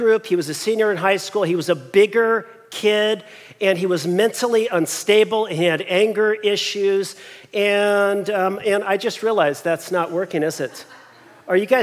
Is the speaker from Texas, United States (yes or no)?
no; Long Beach, California, United States; we were born and raised in Long Beach